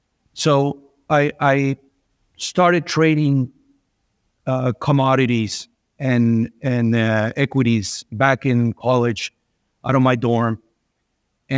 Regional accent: Venezuela; I was born and raised in Venezuela.

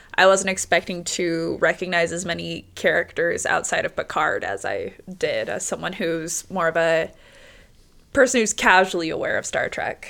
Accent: Las Vegas, Nevada, United States; I grew up in Las Vegas

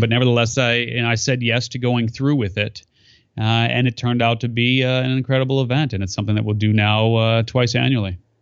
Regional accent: California, United States; my home state of California

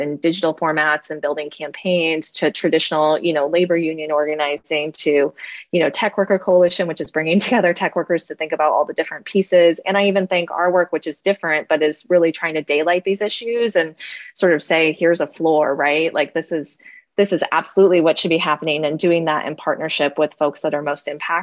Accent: Moline, Illinois, United States; I'm from Moline, Illinois

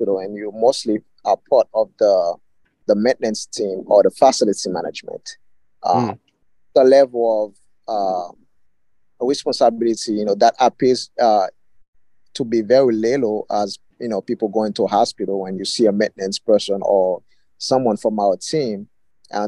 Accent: Haiti; moved away; where I grew up basically in the Caribbean, Haiti

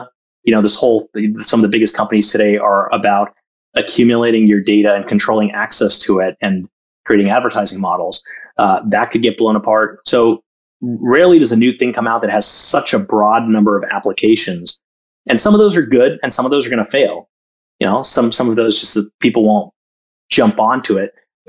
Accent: Chennai, Tamil Nadu, India; also born or lived in Jamshedpur / Calcutta; now in United States; So my family is South Indian, but I was born in the North in Jamshedpur, lived in Calcutta for a couple of years.

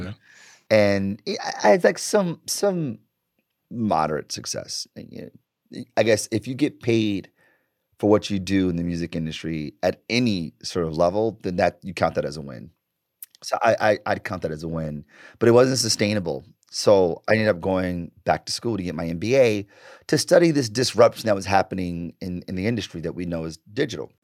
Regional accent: Detroit, Michigan, United States; I grew up in Detroit, born and raised

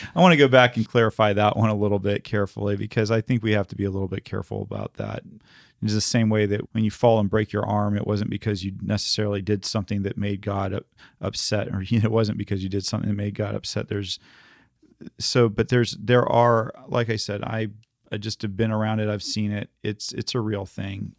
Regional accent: the South, United States; I grew up in the South

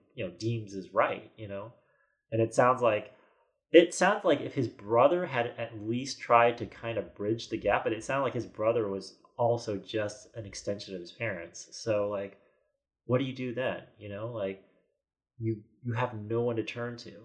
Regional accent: United States; a kid growing up in America

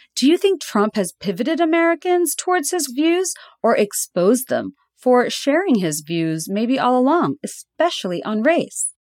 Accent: Dhaka, Dhaka Division, Bangladesh; moved away; I grew up in Dhaka, in Bangladesh

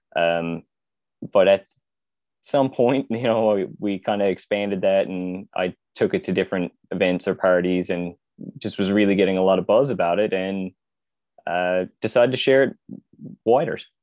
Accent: Conception Bay South, Newfoundland and Labrador, Canada; born and raised in Newfoundland, so, uh, pretty just outside the capital city in C B S.

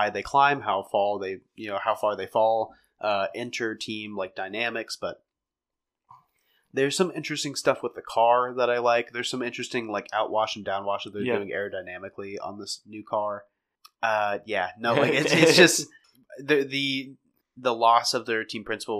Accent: United States; as an American

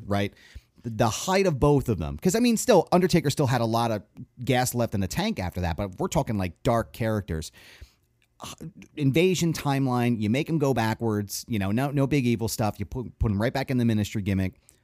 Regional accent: Philadelphia, Pennsylvania, United States; we're from the Philly area

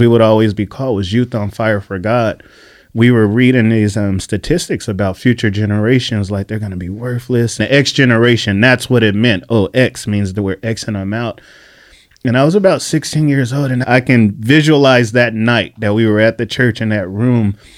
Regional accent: Bakersfield, California, United States; moved away as an adult; now in San Diego, United States; I was a prodigal kid, born and raised in Bakersfield

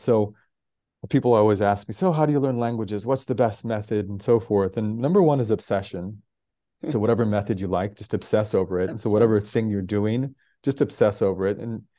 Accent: Denver, Colorado, United States; born there; also born or lived in 9 American states / 6 countries; So I was born in Denver, Colorado. I've lived in 9 American states, 6 countries. And some of that was just through family growing up.

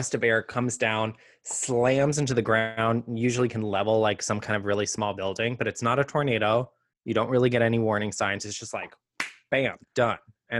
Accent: Texas, United States; where I grew up in the Hill Country, it floods pretty intensely, like once a year

